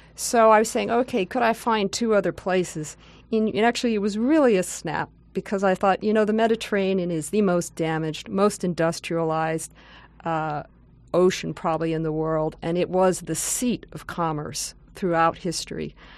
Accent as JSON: {"language": "English", "region": "outside New York City", "country": "United States", "tie": "born or raised there", "moved": "as an adult", "lives_now": "California, United States", "said": "I grew up outside New York City"}